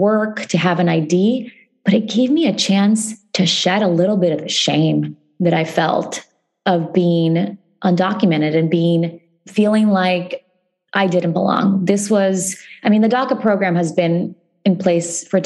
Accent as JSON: {"language": "English", "region": "Ohio", "country": "United States", "tie": "born or raised there", "said": "when I was growing up in Ohio, I didn't see the stories of my community reflected"}